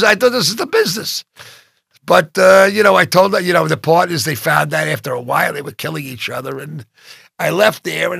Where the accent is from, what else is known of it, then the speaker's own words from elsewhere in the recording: Oceanside, New York, United States; I grew up in Oceanside